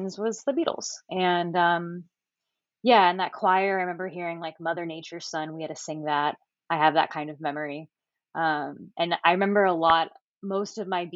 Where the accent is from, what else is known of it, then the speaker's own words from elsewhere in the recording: Miami, Florida, United States; I am from Miami, Florida, very far down south, so not like the beach area